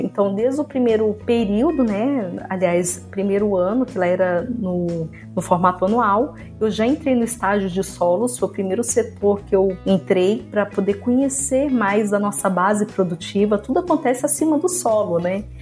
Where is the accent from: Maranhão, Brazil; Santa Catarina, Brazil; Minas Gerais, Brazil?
Maranhão, Brazil; Balsas; sou natural de Balsas, no estado do Maranhão